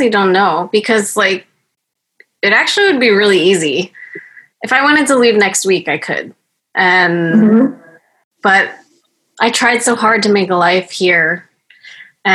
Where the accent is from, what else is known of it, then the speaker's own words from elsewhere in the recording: United States; the U.S. is my home. And despite all of, like, the crazy shit that's going on in this country right now, like, I'm American.